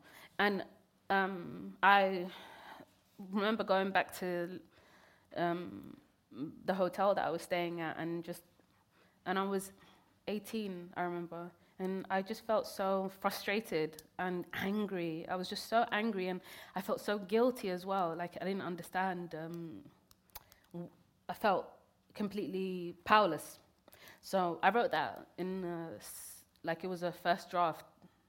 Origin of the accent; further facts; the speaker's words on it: Kenya; born there; I was born in Kenya. I never even got to even step foot in Somalia at that point.